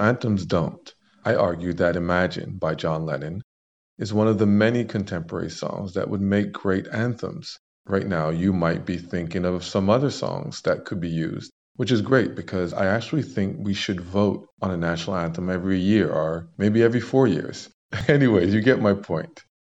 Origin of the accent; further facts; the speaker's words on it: Canada; as a Canadian